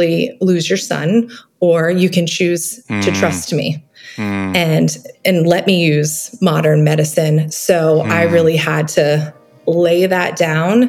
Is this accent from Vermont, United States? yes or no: yes; Vermont, United States; I grew up in Vermont